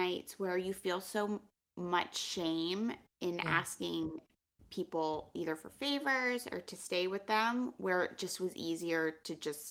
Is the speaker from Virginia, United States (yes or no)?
no; Pennsylvania, United States; I knew I could have always gone home to Pennsylvania. I'm from Pennsylvania.